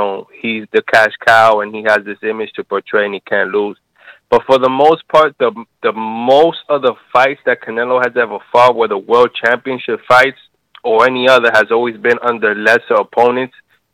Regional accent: Fort Myers, Florida, United States; No, I'm from Fort Myers. I don't know why it says Minnesota. I'm from Florida.

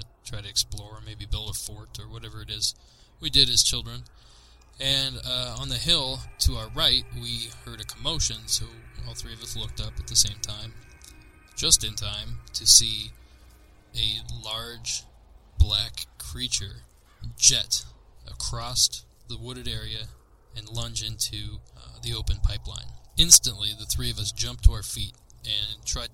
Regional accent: Southeast Ohio, United States; I grew up in Southeast Ohio, a rural, hilly, wooded area, far from many major cities

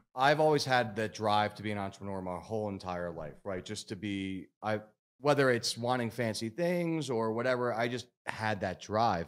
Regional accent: Philadelphia area, Pennsylvania, United States; I'm from Philly originally, outside Philly

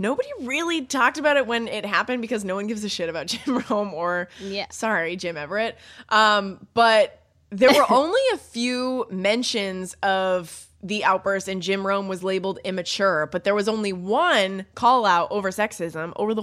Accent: Canada; I'm Canadian

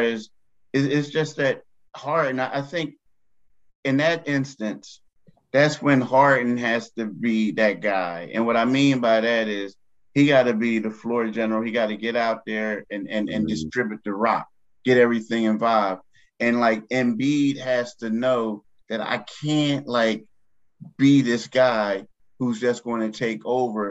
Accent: Philadelphia, Pennsylvania, United States; I grew up in Philly.

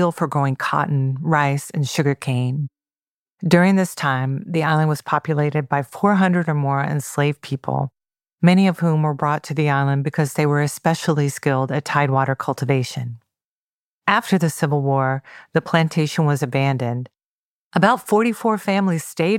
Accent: Georgia, United States; Growing up in Georgia

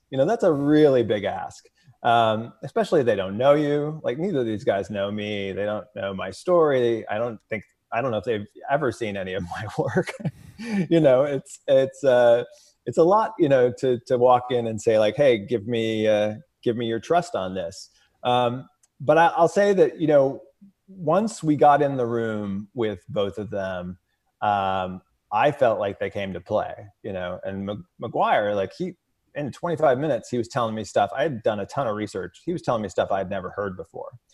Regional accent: Edwardsville, Illinois, United States; I grew up in Edwardsville, Illinois, which is small Main Street, U S A town, uh, just outside of Saint Louis

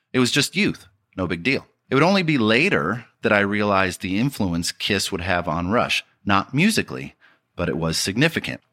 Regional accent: Detroit, Michigan, United States; growing up in Detroit

